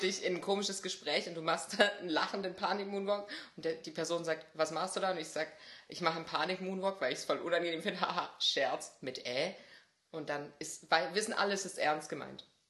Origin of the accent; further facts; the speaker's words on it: Swabia, Germany; als Schwabe